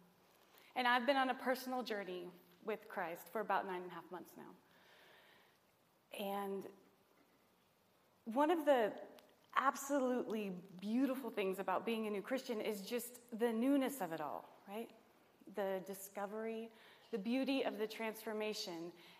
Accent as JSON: {"language": "English", "area": "Nevada County", "region": "California", "country": "United States", "said": "we're from Nevada County"}